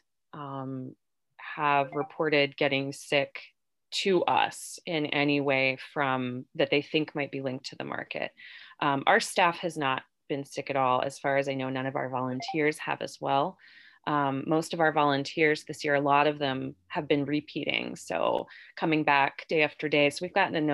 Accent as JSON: {"language": "English", "town": "Parkersburg", "region": "West Virginia", "country": "United States", "tie": "born or raised there", "also_born_or_lived": "Davisville, West Virginia", "said": "I grew up in and around Parkersburg"}